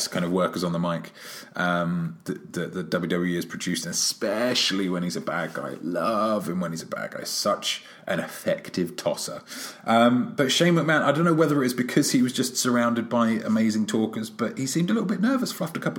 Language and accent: English; London, United Kingdom; my hometown, London, England